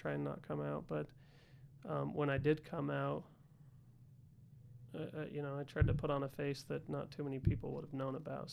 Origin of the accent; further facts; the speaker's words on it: Salt Lake City, Utah, United States; also born or lived in California; I was born in Salt Lake City. And, I guess lived here for a few years